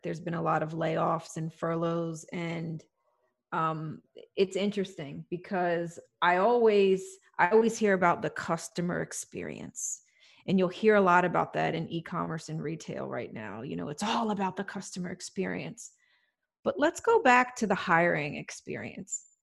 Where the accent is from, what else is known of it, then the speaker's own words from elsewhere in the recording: United States; as an American